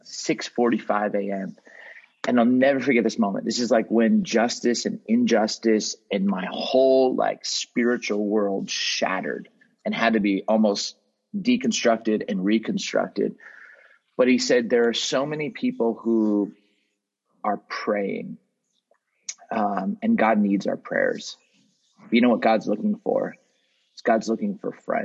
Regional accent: Southern California, United States; I grew up in Southern California

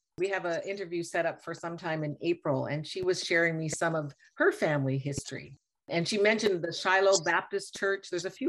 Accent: Nova Scotia, Canada; I come from Nova Scotia, from the east coast of Canada

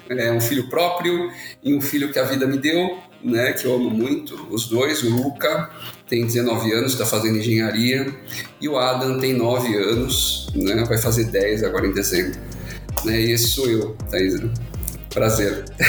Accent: Santos, São Paulo, Brazil; Sou de Santos, santista apaixonado de coração

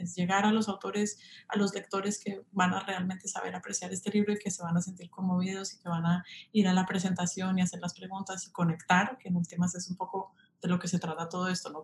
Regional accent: Colombia; moved away as an adult; also born or lived in Paris, France; now in New York, United States; soy colombiana, pero fui a la universidad en, en París

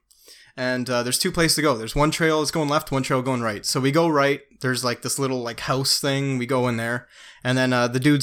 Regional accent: Canada; we're Canadian

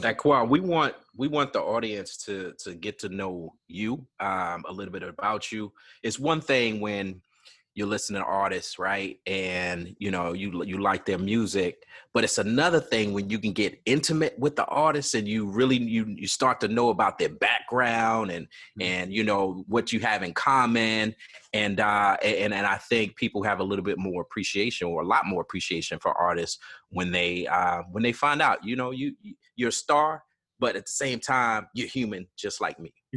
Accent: Georgetown, South Carolina, United States; moved away; I grew up in Georgetown, South Carolina

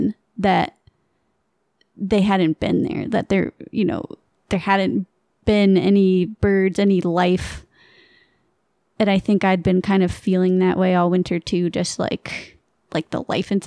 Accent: Maine, United States; moved away; also born or lived in Vermont; I grew up in Maine

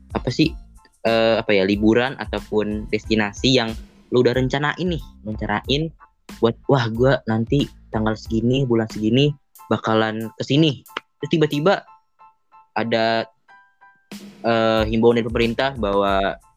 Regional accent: Yogyakarta, Special Region of Yogyakarta, Indonesia; gue mau pulang kampung kan kampung gue di Jogja nih

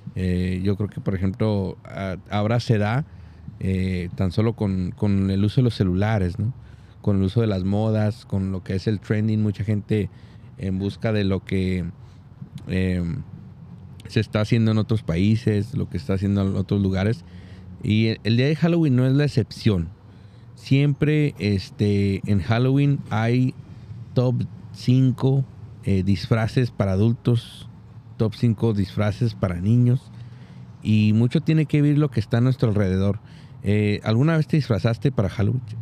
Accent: Súchil, Durango, Mexico; born or raised there

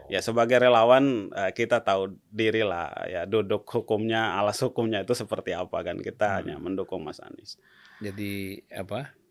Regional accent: Sulawesi, Indonesia; also born or lived in Maluku; Ya karena saya lahir di Maluku, saya kemudian mengalami masa remaja di Sulawesi.

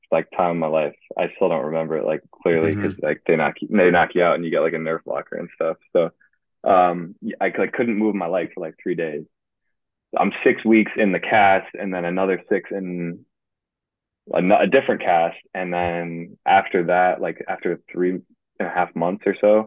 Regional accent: Guilderland, New York, United States; I'm from Guilderland, New York

